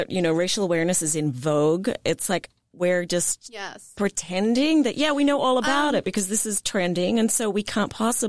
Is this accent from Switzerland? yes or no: no; Australia; now in United States; So I'm Australian